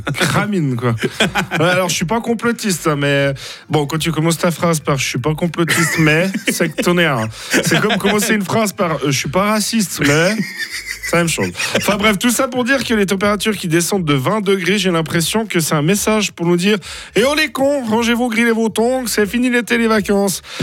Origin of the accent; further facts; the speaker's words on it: Fribourg, Switzerland; je suis fribourgeois